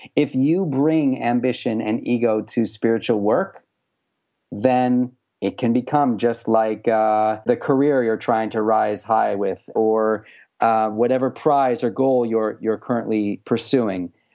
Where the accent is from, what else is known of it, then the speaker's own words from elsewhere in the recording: United States; as American Jewish kid sort of, you know, growing up in this, this era